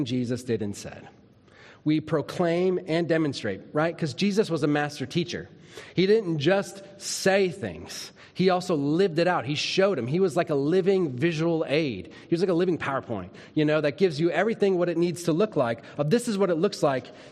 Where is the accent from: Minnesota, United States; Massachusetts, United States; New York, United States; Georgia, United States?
Minnesota, United States; When I was a little kid, I grew up in Minnesota